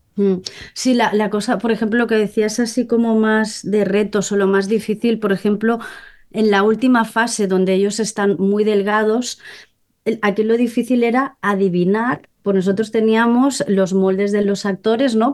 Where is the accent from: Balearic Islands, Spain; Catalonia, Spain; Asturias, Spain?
Catalonia, Spain; Molins de Rei; yo soy de, Molins de Rey, ¿no? De un pueblo cerca de Barcelona